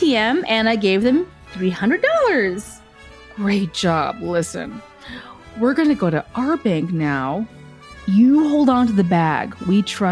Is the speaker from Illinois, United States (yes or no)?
yes; Willowbrook, Illinois, United States; moved away as an adult; also born or lived in Chicago / Las Vegas; I was raised in Willowbrook, Illinois, and I finally got to the big city, Chicago.